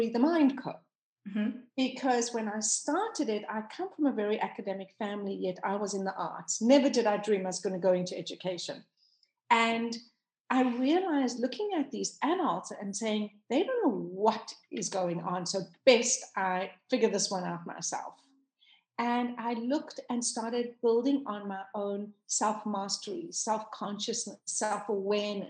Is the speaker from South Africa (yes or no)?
yes; South Africa; moved away as an adult; now in United States; I am South African. Born and raised, and I only came to live in America 5 years ago